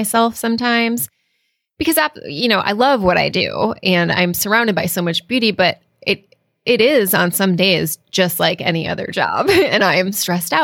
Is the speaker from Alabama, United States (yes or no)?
no; Connecticut, United States; moved away as an adult; also born or lived in Cape Cod, Massachusetts / Vermont / New Hampshire; now in Texas, United States; So coming from New England, I grew up primarily in Connecticut